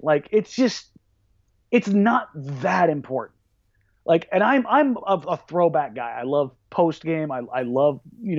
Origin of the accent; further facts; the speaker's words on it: California, United States; now in Portland, United States; I'm from Southern California. I live in, obviously, just outside of Portland now, but like I grew up in Showtime Lakers